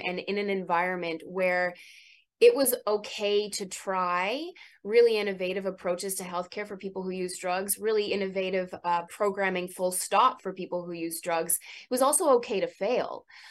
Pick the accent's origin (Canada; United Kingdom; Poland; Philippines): Canada; moved away as an adult; also born or lived in Vancouver, Canada; now in New York City, United States; I am a dual citizen. I was born and raised in Canada and trained and cut my teeth and learned everything I know about harm reduction in Vancouver at the PHS Community Service Society